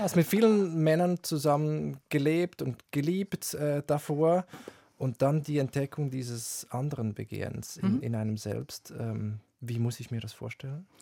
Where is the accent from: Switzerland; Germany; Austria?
Switzerland; Ich bin direkt am Wald aufgewachsen, aber auch Seen, äh, Berge und so, hat wirklich Schweizer Idylle